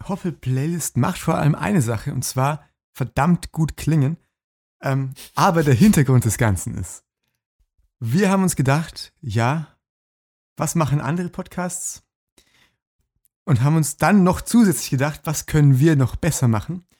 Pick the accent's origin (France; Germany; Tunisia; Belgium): Germany; Lower Bavaria; alle Dörfer, die im, im Umkreis von meiner Heimat so 20 Kilometer liegen